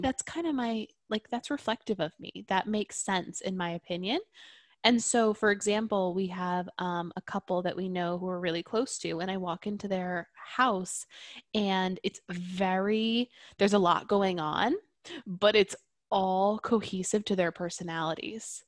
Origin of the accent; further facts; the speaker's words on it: Catskills, New York, United States; moved away; we're from the Catskills area in New York.